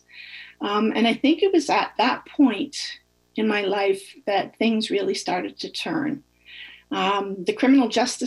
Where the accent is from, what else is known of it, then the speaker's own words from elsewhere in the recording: Northern Ontario, Canada; I was born and raised in a small Northern Ontario community